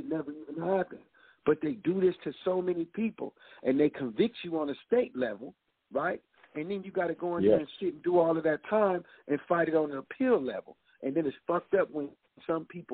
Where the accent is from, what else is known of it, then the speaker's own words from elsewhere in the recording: California, United States; I'm from California